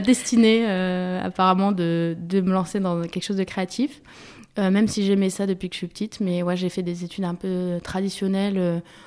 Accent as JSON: {"language": "French", "town": "Paris", "region": "Île-de-France", "country": "France", "tie": "born or raised there", "also_born_or_lived": "Germany", "said": "je suis née à Paris, j'ai grandi à Paris"}